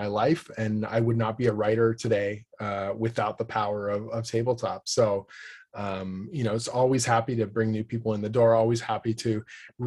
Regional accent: Canada; I'm a Canadian writer

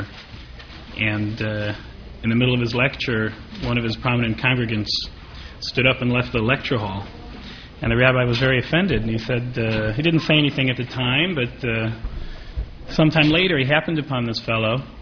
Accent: Midwest, United States; moved away as an adult; now in New York, United States; I hail from the Midwest, and I went to yeshiva in the Midwest and then came to New York to train at Yeshiva University

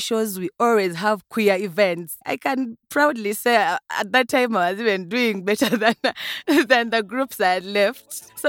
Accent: Uganda; I am from Uganda.

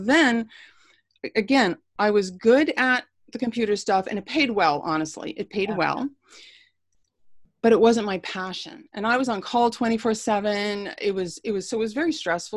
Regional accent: Long Island, New York, United States; also born or lived in Bronx, New York; I grew up on Long Island

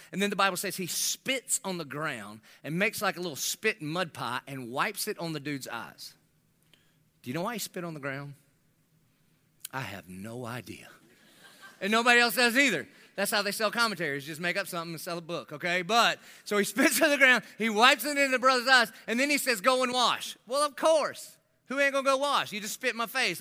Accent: Dillon, South Carolina, United States; I'm from Dillon

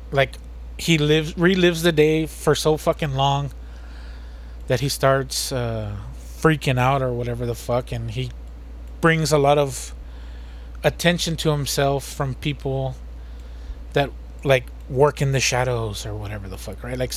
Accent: United States; We're American. We don't we don't speak that bullshit.

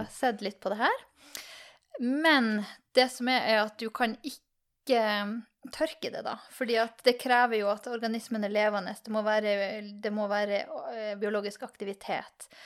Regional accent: Tromsø, Troms, Norway; Jeg er fra Tromsø

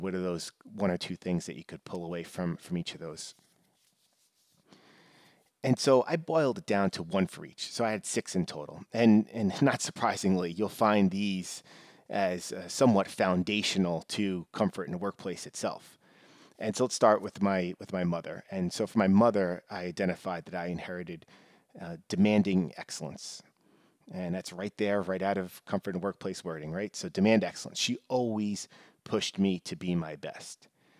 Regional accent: New York, United States; I mean, I grew up in New York, and, you know, typically his Yankees, Rangers were the more popular teams

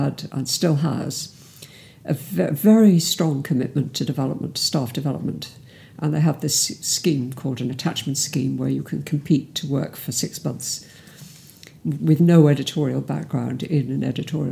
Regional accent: Cardiff, Wales, United Kingdom; moved away as an adult; also born or lived in Bristol; I'm from South Wales, from Cardiff. And I escaped from Cardiff at 18

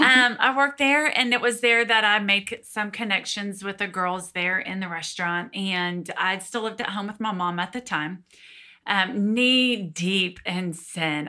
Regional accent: Georgia, United States; born and raised in Georgia. So lived here my whole life.

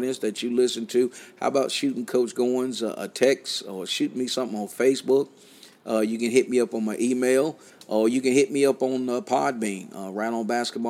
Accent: Southern Pines, North Carolina, United States; now in Fishersville, United States; my hometown, Southern Pines, North Carolina

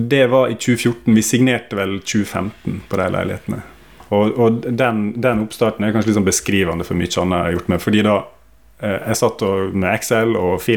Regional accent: Sykkylven, Møre og Romsdal, Norway; Jeg født og oppvokst i Sykkylven rett utenfor Ålesund.

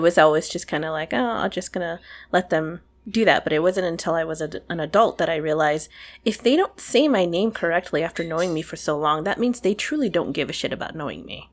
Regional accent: United States; I'm an American, but I was raised by foreigners

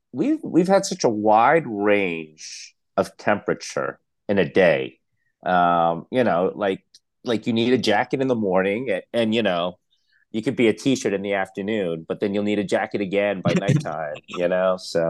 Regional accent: Staten Island, New York, United States; also born or lived in Philippines / Brooklyn; Myself, I was born in the Philippines. I moved to Brooklyn at the age of one. So I really did grow up in New York City. I moved to Staten Island by the age of six. So I pretty much grew up in Staten Island

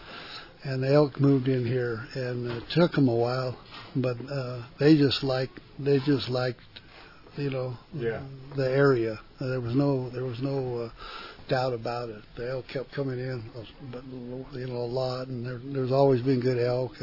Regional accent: Gallup, New Mexico, United States; I was, you know, born and raised in Gallup

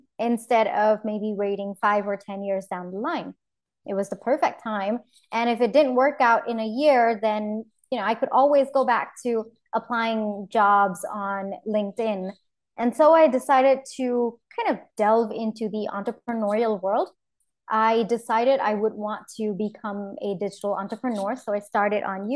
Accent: India; moved away as an adult; also born or lived in New York, United States; I come from India

